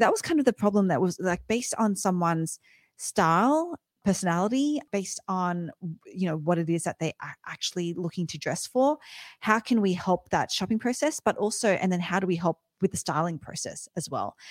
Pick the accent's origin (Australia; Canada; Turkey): Australia; I'm, I'm Aussie, grew up in Australia